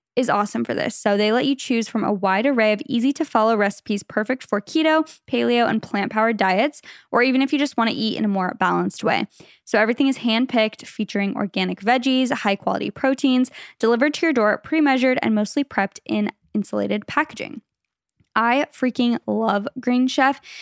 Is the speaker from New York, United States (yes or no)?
no; Phoenix, Arizona, United States; moved away as an adult; now in California, United States; we're from Phoenix, Arizona, originally. We met in high school